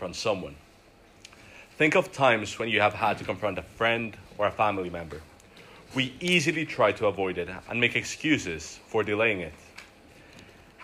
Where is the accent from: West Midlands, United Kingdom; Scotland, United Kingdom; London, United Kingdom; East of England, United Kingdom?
Scotland, United Kingdom; Glasgow; I'm from Glasgow